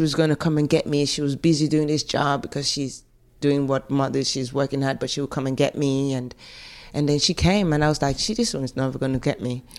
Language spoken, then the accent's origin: English; London, United Kingdom; accent: African; also born or lived in Nigeria / England (born); I remember being in South London. I lived, I grew up in Stockwell.